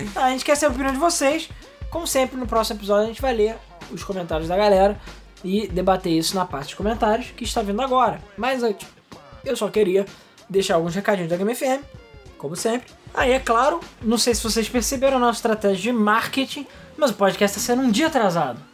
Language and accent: Portuguese; Brazil; a gente é brasileiro